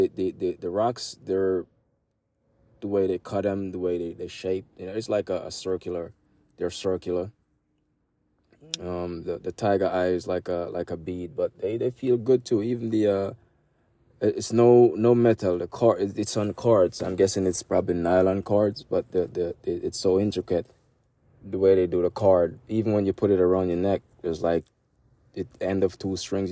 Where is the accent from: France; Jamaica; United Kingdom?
Jamaica; I'm Jamaican